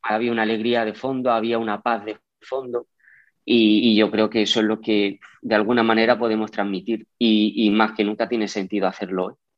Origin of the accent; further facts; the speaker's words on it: Yecla, Region of Murcia, Spain; yo soy de Yecla y allí la Virgen para nosotros es mucho